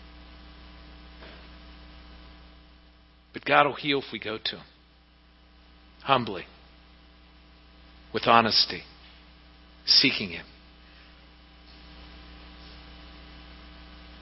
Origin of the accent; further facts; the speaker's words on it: Pittsburgh, Pennsylvania, United States; back when I was growing up in Pittsburgh